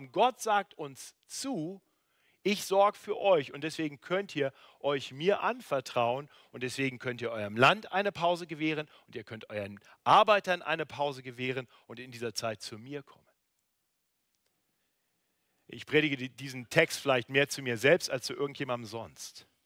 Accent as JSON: {"language": "German", "region": "North Germany", "country": "Germany", "lives_now": "Munich, Germany", "said": "Das ist ja der äh, große Vorteil, wenn man in München lebt im Gegensatz zu Norddeutschland, wo ich herkomme."}